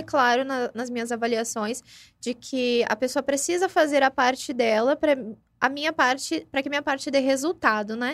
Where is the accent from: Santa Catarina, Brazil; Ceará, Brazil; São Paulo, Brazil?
São Paulo, Brazil; now in Ribeirão Preto, Brazil; Eu não sou daqui de Ribeirão Preto, eu ah, sou de São ah, Paulo